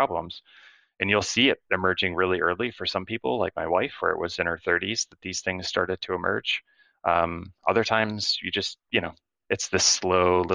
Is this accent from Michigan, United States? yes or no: yes; Michigan, United States; I grew up in Michigan